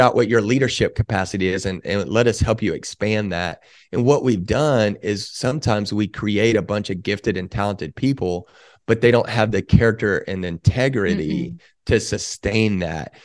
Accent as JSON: {"language": "English", "town": "Waco", "region": "Texas", "country": "United States", "tie": "born or raised there", "said": "I grew up in Waco"}